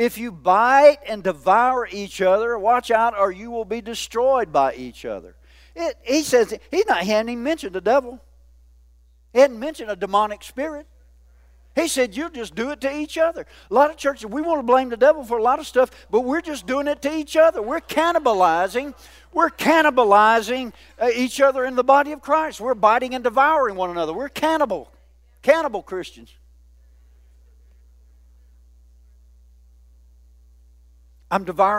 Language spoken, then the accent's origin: English; the South, United States; I'm a Southerner